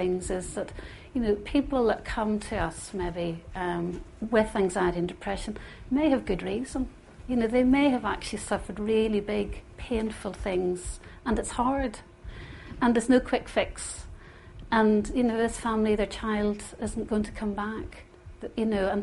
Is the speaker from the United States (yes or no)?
no; Northern Ireland, United Kingdom; moved away; growing up in Northern Ireland, as I said earlier, is a blessing and was a bit of a curse for me at times too. And growing up within the Troubles